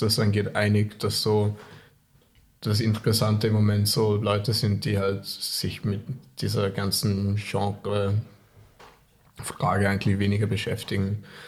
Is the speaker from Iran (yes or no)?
no; Vorarlberg, Austria; born or raised there; moved away; also born or lived in Tokyo, Japan